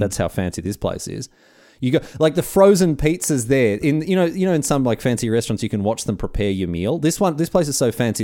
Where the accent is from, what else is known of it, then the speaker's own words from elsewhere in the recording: Australia; being Australian